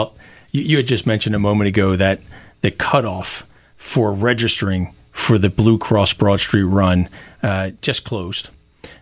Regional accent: Philadelphia, Pennsylvania, United States; I'm Our Lady of Lourdes kid in West Philly

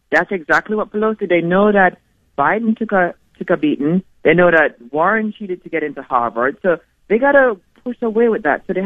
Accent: Jamaica; now in United States; I came from Jamaica and I brought my kids to a country that might end up being a socialist country.

